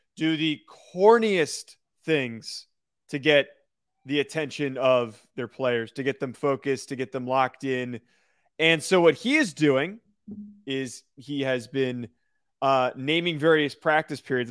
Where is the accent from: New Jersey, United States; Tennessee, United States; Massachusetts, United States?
New Jersey, United States; also born or lived in Rhode Island; I grew up in New Jersey.